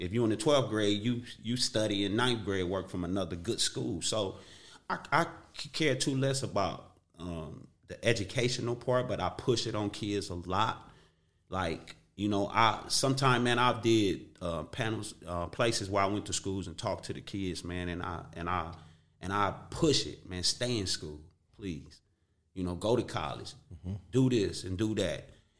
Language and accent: English; Watts, California, United States; I grew up in Watts.